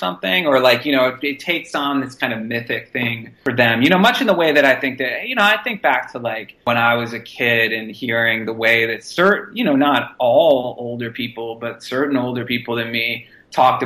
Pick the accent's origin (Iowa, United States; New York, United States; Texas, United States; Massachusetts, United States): Massachusetts, United States; Boston; I grew up in Boston